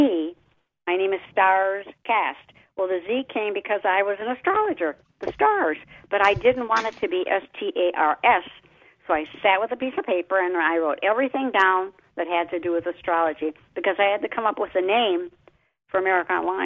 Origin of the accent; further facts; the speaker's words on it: Detroit, Michigan, United States; I'm from Detroit